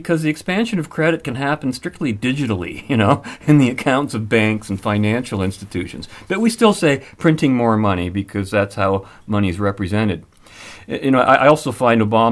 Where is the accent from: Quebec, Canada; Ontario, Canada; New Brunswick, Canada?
Ontario, Canada; London; my hometown of London, Ontario